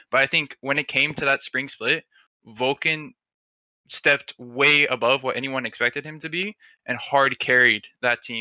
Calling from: Miami, Florida, United States; Uh, Miami, Florida.

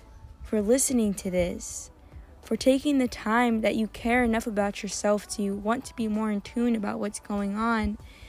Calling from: Turkey; I'm sitting at a park, and I'm also coming from Turkey, so it is very loud and full of nature.

